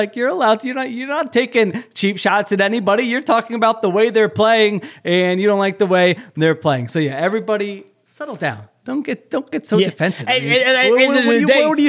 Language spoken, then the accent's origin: English; Philadelphia suburbs, Pennsylvania, United States; born or raised there